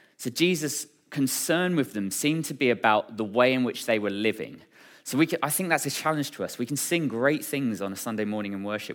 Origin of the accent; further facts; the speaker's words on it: Braintree, East of England, United Kingdom; was born and raised in Braintree